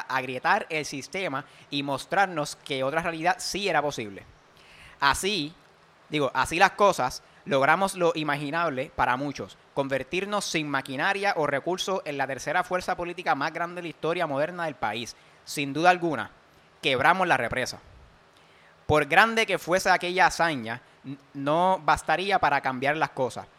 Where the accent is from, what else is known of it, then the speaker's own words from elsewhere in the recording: Puerto Rico; yo soy millonario boricua